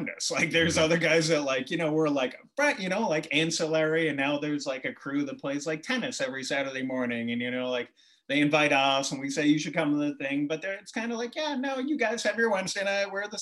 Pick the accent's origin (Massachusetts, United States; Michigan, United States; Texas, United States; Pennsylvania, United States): Massachusetts, United States; Boston; I grew up in Southie